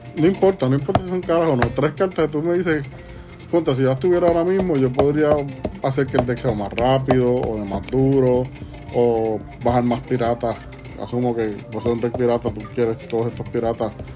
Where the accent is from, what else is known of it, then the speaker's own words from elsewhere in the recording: Puerto Rico; como boricuas que somos